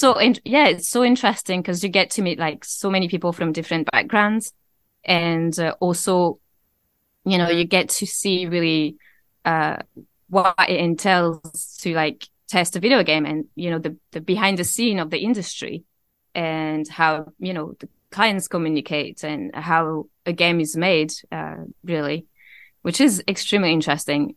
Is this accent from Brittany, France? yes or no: no; Avignon, Provence-Alpes-Côte d'Azur, France; accent: mixture of Scottish and French; English is a second language; moved away as an adult; now in Scotland; I grew up in a city called Avignon, which is in the southeast.